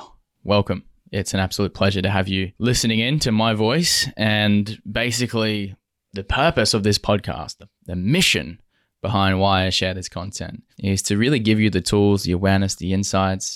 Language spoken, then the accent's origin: English; Western Australia, Australia; also born or lived in Toronto; as a man growing up in Western Australia